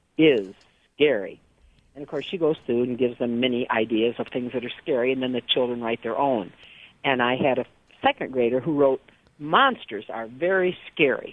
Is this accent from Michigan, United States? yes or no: yes; Michigan, United States; I'm from Michigan